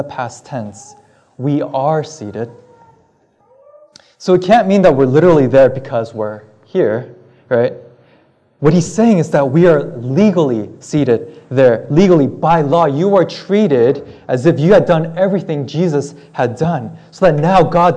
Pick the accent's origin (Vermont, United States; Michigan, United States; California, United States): California, United States; moved away as an adult; also born or lived in Massachusetts; now in Belmont, United States; I'm originally from California